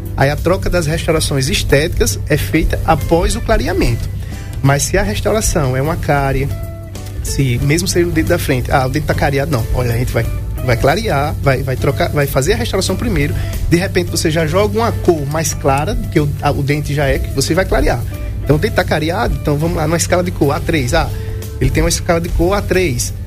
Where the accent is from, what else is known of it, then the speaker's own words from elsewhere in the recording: Brazil; eu sou aqui do Alto do Cruzeiro, morei na Governador a vida toda